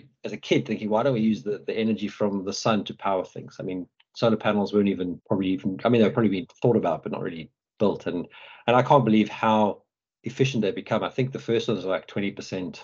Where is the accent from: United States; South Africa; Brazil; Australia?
South Africa; Johannesburg, Gauteng; now in United Kingdom; I come from South Africa. You know, I grew up in Johannesburg